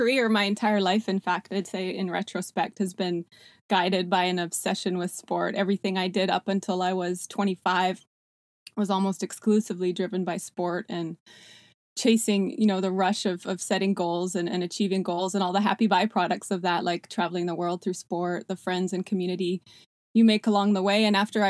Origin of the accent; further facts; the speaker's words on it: Canada; also born or lived in South Africa; now in United States; I was born in South Africa, immigrated to Canada when I was 6 years old with my parents and three siblings, where I spent an amazing childhood in a small ski town.